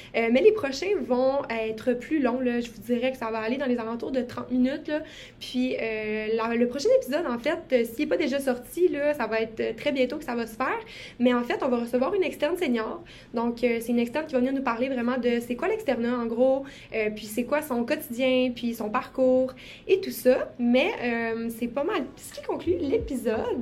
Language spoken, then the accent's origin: French; Quebec, Canada; je viens aussi de Saguenay-Lac-Saint-Jean